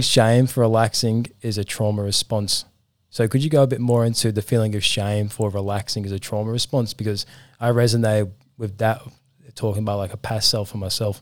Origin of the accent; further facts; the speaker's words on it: England, United Kingdom; I'm from England